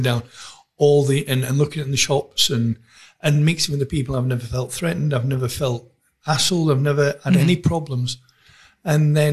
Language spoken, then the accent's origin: English; England, United Kingdom; now in South Africa; being English